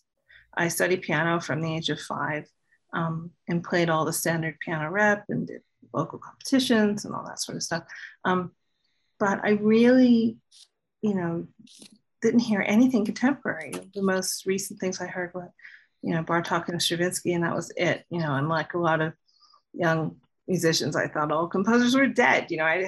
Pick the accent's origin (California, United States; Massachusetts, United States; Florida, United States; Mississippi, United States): Florida, United States; Miami; born there; also born or lived in New York, United States; I mean, I was born in Miami, but my whole family's New Yorkers, and I've been going home to New York since I was a teenager. So I'm kind of from both places.